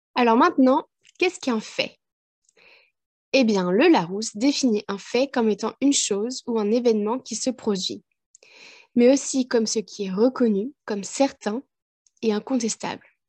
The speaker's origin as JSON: {"language": "French", "country": "France", "tie": "born or raised there", "moved": "as an adult", "lives_now": "Ireland", "said": "En tant que Française ayant passé 20 ans en France"}